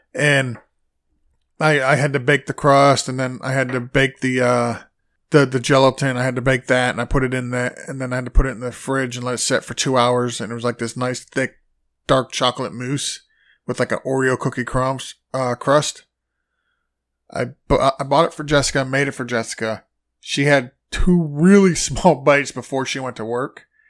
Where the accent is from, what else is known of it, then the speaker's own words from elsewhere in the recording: Massachusetts, United States; now in Florida, United States; I was born in Massachusetts.